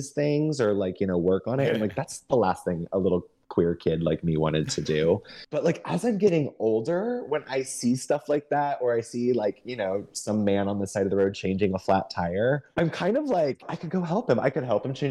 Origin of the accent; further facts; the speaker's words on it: Missouri, United States; moved away; I'm from Missouri